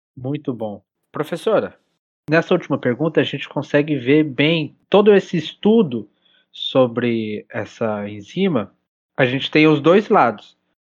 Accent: Brazil; como brasileiro

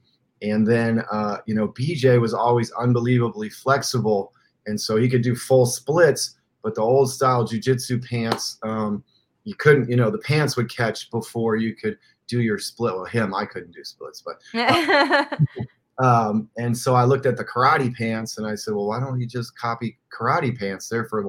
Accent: Iran; also born or lived in Middle East; I grew up in the Middle East, in Iran, and traveled the Middle East.

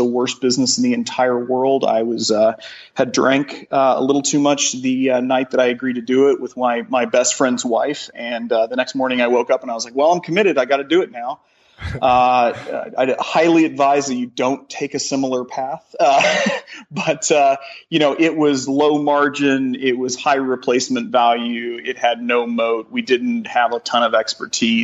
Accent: Joplin, Missouri, United States; now in Columbia, United States; I grew up in Joplin

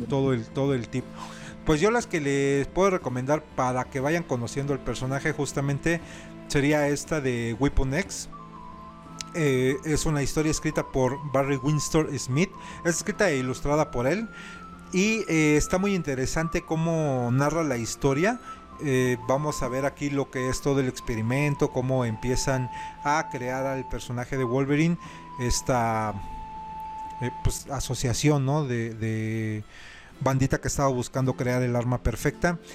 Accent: Mexico

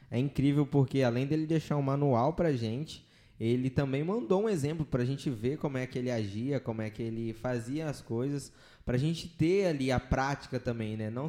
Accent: Hortolândia, São Paulo, Brazil

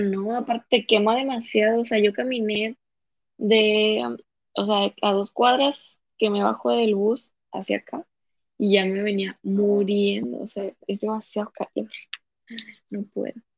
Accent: Lerdo, Durango, Mexico; accent: cantadito de laguna; moved away as an adult; now in Monterrey, Mexico; soy de Lerdo Durango la ciudad de los alacranes.

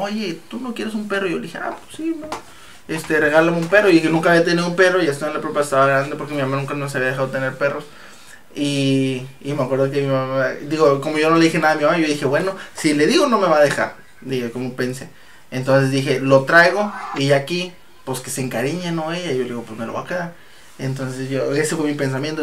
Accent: Reynosa, Tamaulipas, Mexico; nosotros somos de Reynosa y aquí en Reynosa Ah, llega a hacer mucho calor

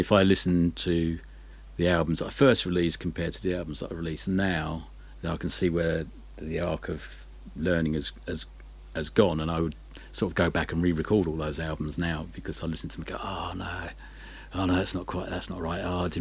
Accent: Isle of Sheppey, Kent, South East England, United Kingdom; now in Brighton, United Kingdom; where I grew up, I grew up on the Isle of Sheppey, and it's a little bit out on a limb there. It's in the Thames estuary. It's on the Kent coast

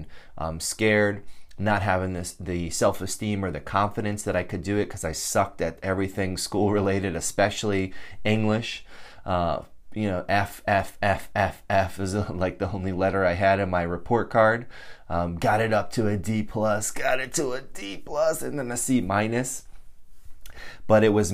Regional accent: Connecticut, United States; moved away as an adult; I grew up in Connecticut

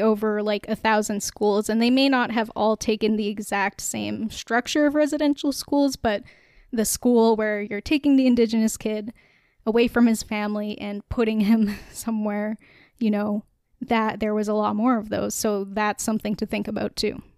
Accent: Canada; we are a Canadian podcast

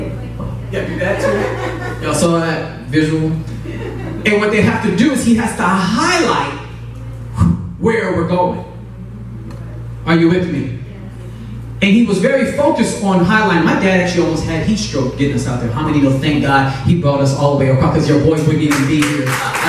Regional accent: Chicago, Illinois, United States; moved away; I'm originally from Chicago, South Side, represent. I'm scared. And so my dad drove our family in a U-Haul truck from Chicago to California.

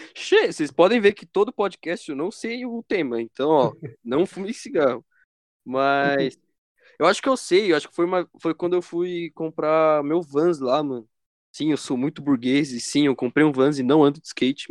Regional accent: Brazil; como todo bom brasileiro

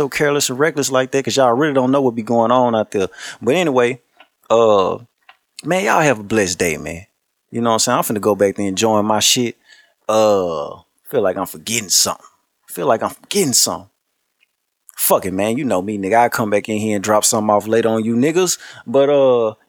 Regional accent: Shreveport, Louisiana, United States; I'm from Shreveport, Louisiana.

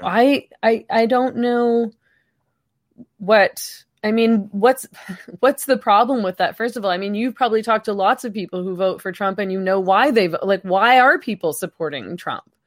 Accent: Canada

